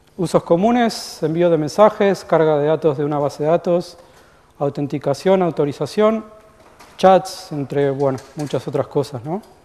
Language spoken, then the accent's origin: Spanish; Argentina; moved away as an adult; now in United States; yo soy argentino, como capaz que se habrán dado cuenta, eh, vivo en Estados Unidos desde 1999.